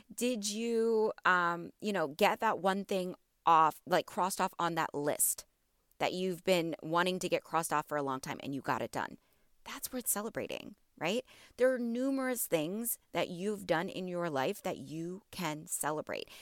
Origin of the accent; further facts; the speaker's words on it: border of Illinois and Wisconsin, Midwest, United States; moved away as an adult; now in Houston, United States; I'm from the Midwest. Okay, I am from the border of Illinois and Wisconsin